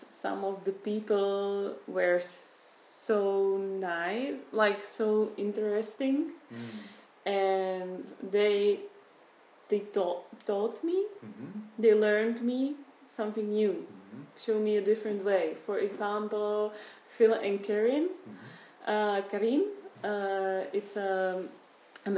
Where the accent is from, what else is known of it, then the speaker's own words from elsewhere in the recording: Prague, Czechia; English is a second language; moved away as an adult; now in Fügen, Austria; I was born in Prague and grew up there